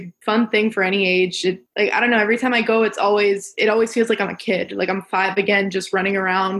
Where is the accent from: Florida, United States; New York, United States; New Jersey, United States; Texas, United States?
Florida, United States; Miramar; So I'm from Miramar, Florida.